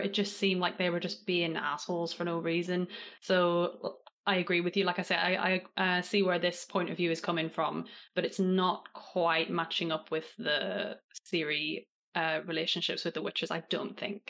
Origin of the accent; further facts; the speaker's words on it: Northern Ireland, United Kingdom; now in England; I live in England now, but I was raised in Northern Ireland